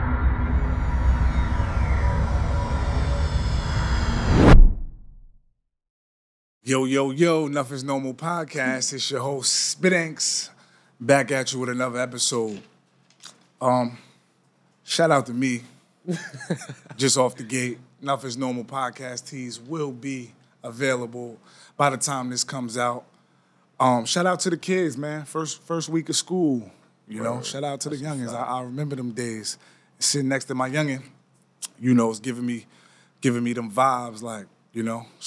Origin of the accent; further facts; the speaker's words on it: Greenburgh, New York, United States; also born or lived in Maryland; I'm from Greenberg